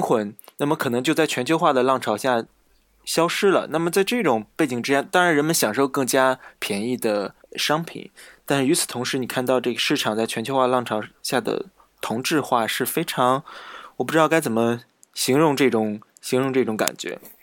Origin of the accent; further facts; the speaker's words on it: China; 我们来自中国